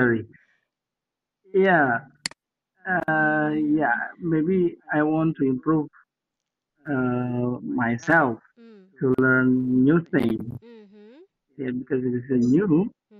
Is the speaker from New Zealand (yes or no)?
no; Cirebon, West Java, Indonesia; English is a second language; I'm from Cirebon, West Java. Mm-hmm. I'm teacher of elementary school.